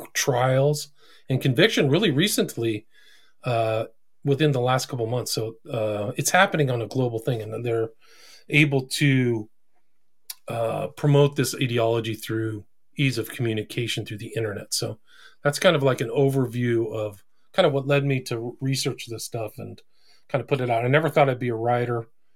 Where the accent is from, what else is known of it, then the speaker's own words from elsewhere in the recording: California, United States; I grew up in Northern California, drugs and, broken home and all that stuff.